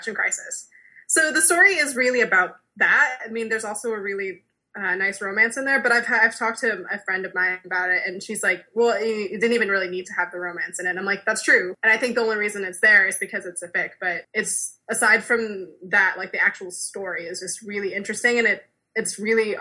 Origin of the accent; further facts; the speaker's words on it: United States; as an American